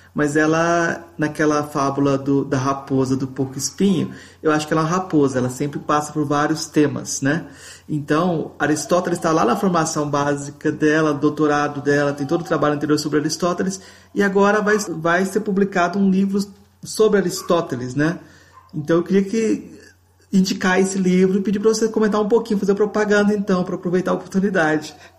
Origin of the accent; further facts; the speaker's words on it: Goiás, Brazil; sou de Goiás